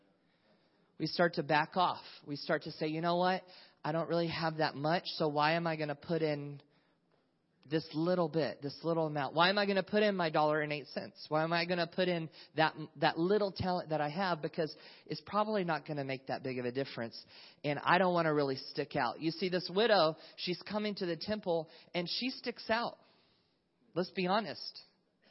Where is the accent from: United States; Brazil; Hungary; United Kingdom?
United States; North Carolina; moved away as an adult; now in California, United States; when I was 18 years old, I moved from North Carolina. I grew up in the South.